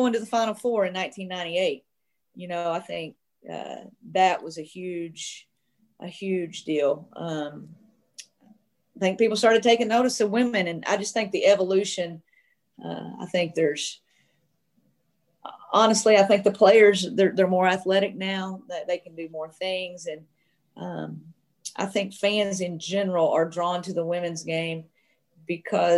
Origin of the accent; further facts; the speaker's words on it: Arkansas, United States; I grew up, you know, of course, in Arkansas